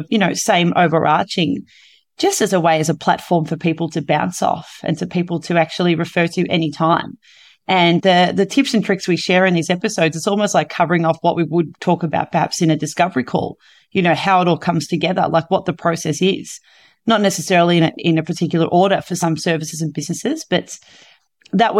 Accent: Victoria, Australia; I'm from Victoria

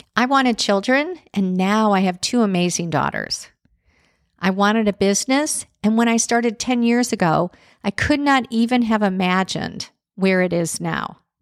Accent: Chicago, Illinois, United States; growing up in Chicago

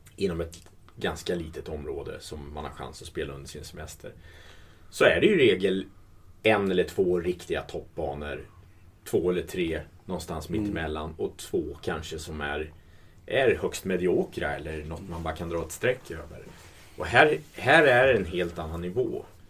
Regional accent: Sweden; som svensk

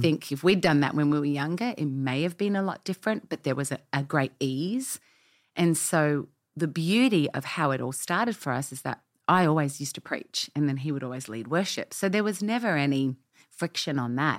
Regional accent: Australia; moved away as an adult; now in Nashville, United States; we've been in America 10 years, as you can tell by my accent. I mm-hmm. was not born here. Uh, we came from Australia

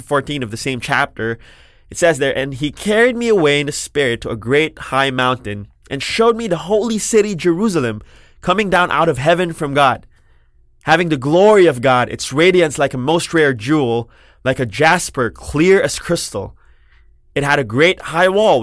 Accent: Parañaque, Metro Manila, Philippines; also born or lived in Makati / Las Piñas; I was born in Makati. I grew up in Parañaque and Las Piñas, and I studied in Manila.

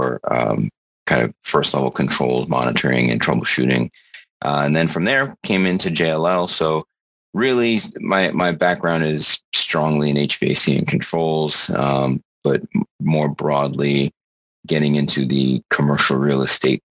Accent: Florida, United States; moved away as an adult; also born or lived in New York / New York City; now in Columbus, United States; I was born in New York. I grew up in Florida, but moved back to New York when I was 18 and went to college there

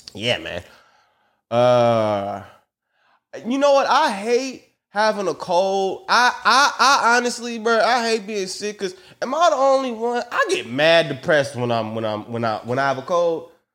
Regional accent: United States; I'm American

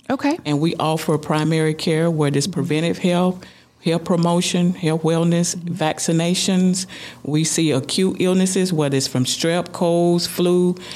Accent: Adel, Georgia, United States; born or raised there

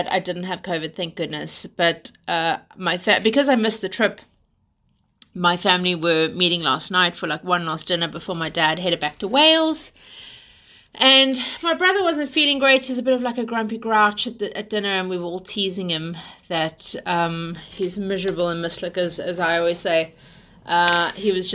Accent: South Africa; also born or lived in United Kingdom; now in London, United Kingdom; we are South African / British who live in London

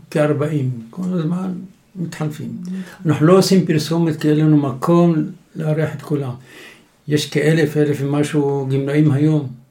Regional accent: Jerusalem, Jerusalem District, Israel; now in Tzur Hadassah, Israel; ירושלים, אנחנו דור שלישי בירושלים אכן.

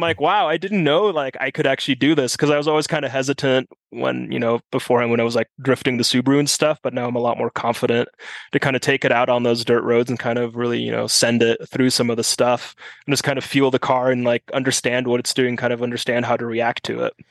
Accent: Germany; first language German; English is a second language; also born or lived in South Carolina, United States; now in Flagstaff, United States; growing up in Germany, we moved to South Carolina for a couple of years

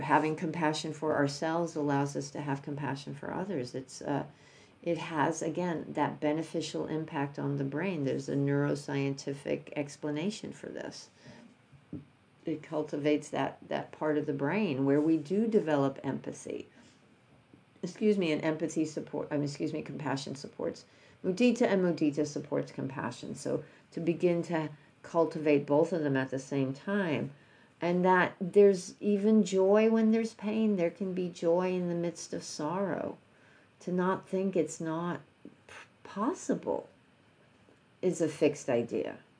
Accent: New York, United States; I'm from New York

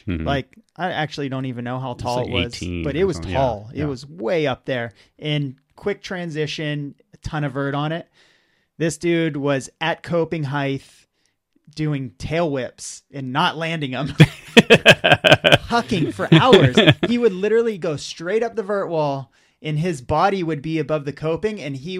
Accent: Austintown, Ohio, United States; There's like a really small skate park in Austintown, which is like my hometown.

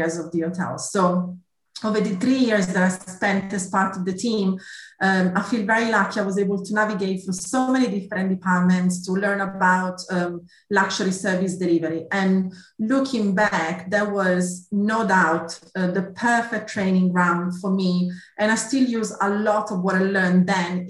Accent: Italy; accent: Italian; English is a second language; moved away as an adult; also born or lived in Milan, Italy; now in United Kingdom; You might have gathered from my accent, I'm Italian originally. So I did my studies back in Milan

